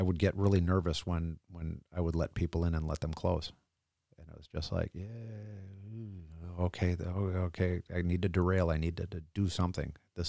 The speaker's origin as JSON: {"language": "English", "town": "Groton", "region": "Connecticut", "country": "United States", "tie": "born there", "also_born_or_lived": "Norfolk, United States / Kings Bay, United States / Manitowoc, United States", "lives_now": "Wisconsin, United States", "said": "I was born in Groton, Connecticut, on the naval base, the submarine base. So that's my origin."}